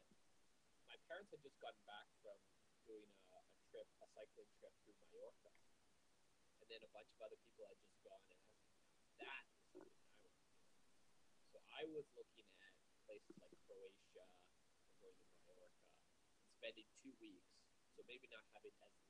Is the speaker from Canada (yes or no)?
yes; Canada; moved away; growing up in Canada